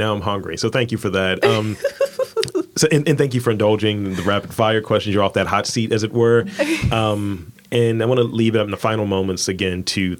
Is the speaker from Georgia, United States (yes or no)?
no; Baltimore, Maryland, United States; I'm from East Baltimore, man.